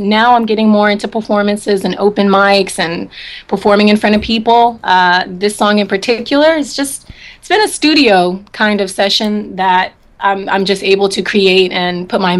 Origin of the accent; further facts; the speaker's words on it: Memphis, Tennessee, United States; also born or lived in California / Washington, D.C.; now in Houston, United States; Yeah, I grew up in between California, D.C., Memphis. I spent a lot of my high school years in Memphis, Tennessee.